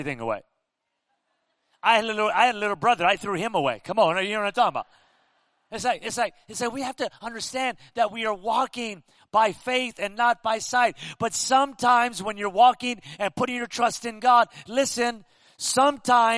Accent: Pico Rivera, California, United States; moved away as an adult; now in Las Vegas, United States; I grew up in Southern California, Pico Rivera

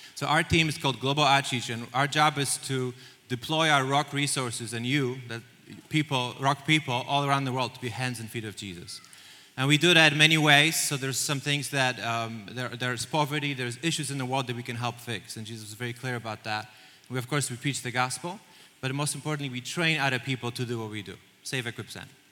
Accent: Poland; moved away as an adult; now in United States; I'm, I'm, Polish. I grew up in Poland

